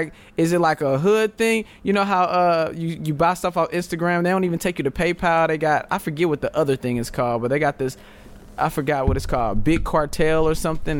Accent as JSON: {"language": "English", "region": "Texas", "country": "United States", "said": "I'm from Texas, ninja. It get hectic."}